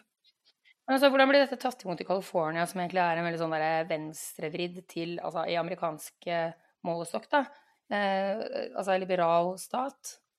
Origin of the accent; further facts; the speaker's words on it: Norway; jeg er nordmann òg